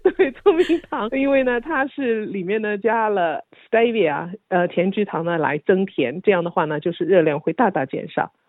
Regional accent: Shanghai, China; now in Australia; 我是上海人，所以呢，我们通常把白糖就称为白砂糖

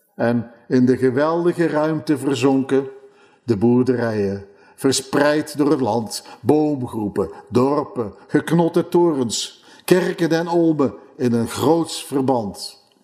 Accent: Netherlands; moved away; een land dat maar voor een klein deel mijn geboorteland was

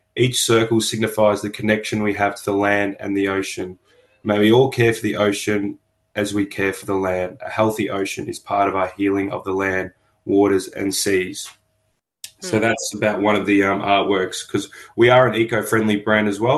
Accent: Melbourne, Victoria, Australia; I was born in on Bunurong land in Melbourne and I currently work on Bunurong land.

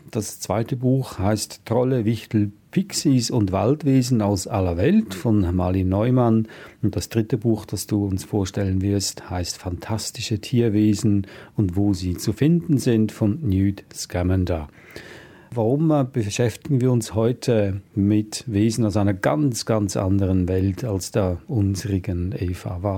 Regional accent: Switzerland; Ich komme aus der Schweiz, auch wir sind, äh, wir haben die Bücherregale voll mit, mit Büchern über Fabelwesen, besonders aus den äh, alpinen Regionen und äh, also ich bin auch damit aufgewachsen.

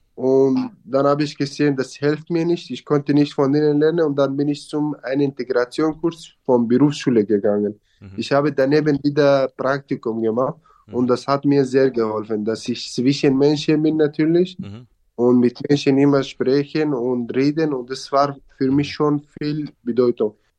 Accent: Syria; German is a second language; moved away as an adult; now in Passau, Germany; Eigentlich wollte ich mein Dorf nicht verlassen und ich wollte bei meinen Eltern bleiben.

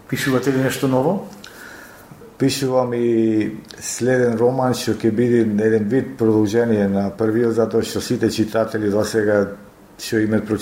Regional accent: Ohrid, North Macedonia; moved away; во мојот роден крај во Охрид

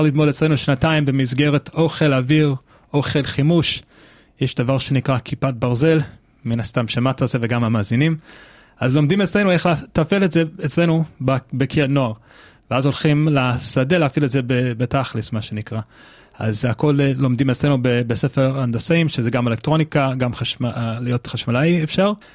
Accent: United States; Hebrew is a second language; now in Israel; אני גדלתי בארצות הברית, אם זה לא ידוע לכם לפי המבטא ולפי העברית

